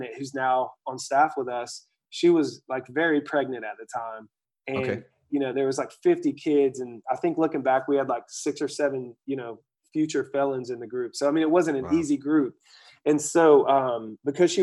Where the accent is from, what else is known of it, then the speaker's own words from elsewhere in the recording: Asheville, North Carolina, United States; I grew up in Asheville, North Carolina, which is like this mountainous town